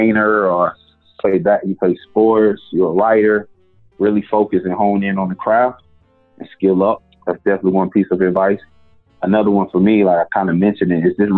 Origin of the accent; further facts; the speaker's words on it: the South, United States; I'm from the South